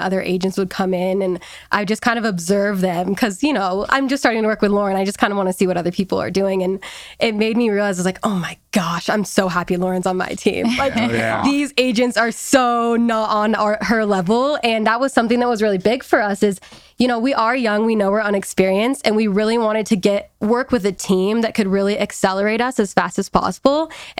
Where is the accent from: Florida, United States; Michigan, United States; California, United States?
California, United States; It's just not what I am used to growing up in California.